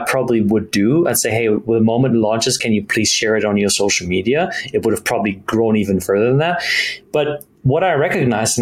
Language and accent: English; Germany; moved away; I grew up in Germany. I'm half German, half Italian